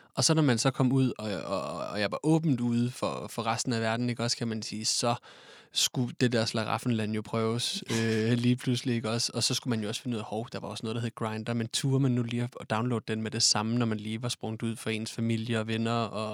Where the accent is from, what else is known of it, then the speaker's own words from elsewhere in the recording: Odense, Southern Denmark, Denmark; moved away as an adult; now in Copenhagen, Denmark; jeg kommer oprindeligt fra Odense, men har boet i København de sidste tre år af mit liv